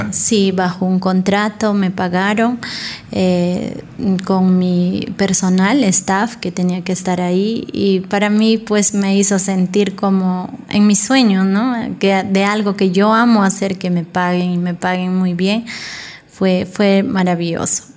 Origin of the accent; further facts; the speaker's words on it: Ayacucho, Peru; soy de la cultura yacuchana, de la artesanía